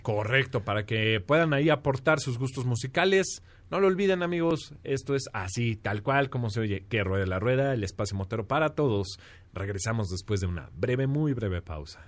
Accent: León, Guanajuato, Mexico; no se olviden de mi tierra, de ahí de León

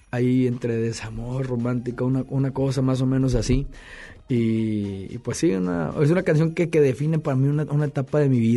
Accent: Tampico, Tamaulipas, Mexico; also born or lived in San Luis Potosí / Los Angeles; now in Mexico City, Mexico; Sí, yo soy de Tampico. Este, mi familia es de San Luis Potosí, me 28 años en San Luis Potosí. De ahí me fui a Los Ángeles, de Los Ángeles. Ahora estoy viviendo en la ciudad de de México

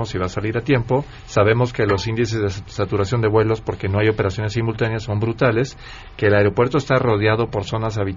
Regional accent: Mexico; Yo, soy usuario, digamos, eh, común, digamos, de, ese medio de transporte, como además lo somos muchísimos mexicanos.

